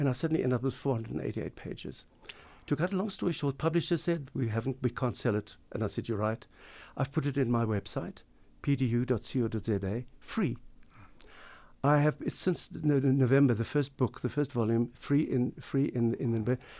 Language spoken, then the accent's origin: English; Pinelands, Western Cape, South Africa; growing up in South Africa, growing up in Pinelands